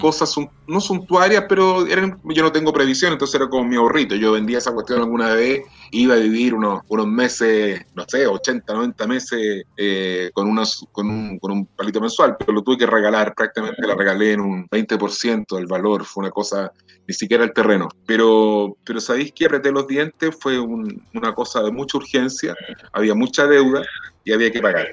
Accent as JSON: {"language": "Spanish", "country": "Chile", "said": "como muchos chilenos"}